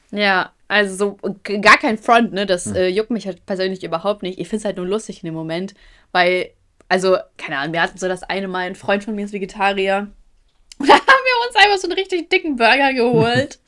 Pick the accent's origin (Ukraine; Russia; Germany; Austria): Ukraine; moved away; ich komme aus der Ukraine